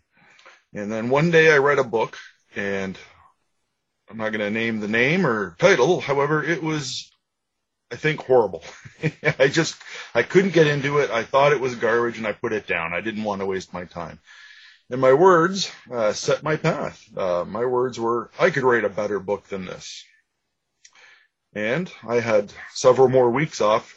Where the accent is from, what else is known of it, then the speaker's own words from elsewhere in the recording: Ajax, Ontario, Canada; I grew up in Ajax, just east of Toronto in Ontario